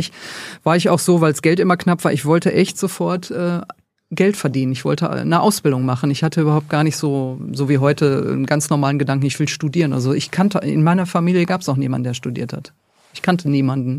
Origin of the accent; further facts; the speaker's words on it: Duisburg, North Rhine-Westphalia, Germany; Ich komme tatsächlich aus Duisburg